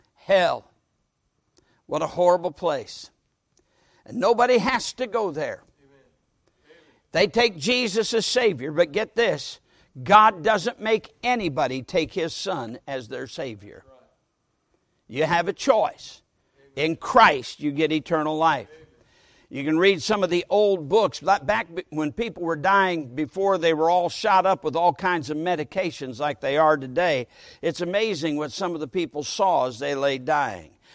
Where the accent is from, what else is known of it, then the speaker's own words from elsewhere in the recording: Sturgis, Michigan, United States; In my hometown of Sturgis, Michigan, I was brought up there